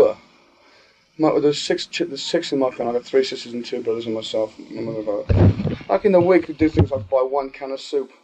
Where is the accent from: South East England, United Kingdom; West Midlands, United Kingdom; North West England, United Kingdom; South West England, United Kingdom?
West Midlands, United Kingdom; Birmingham; I grew up in a small part of Birmingham called Aston, and I spent about 19 years of my life in the same house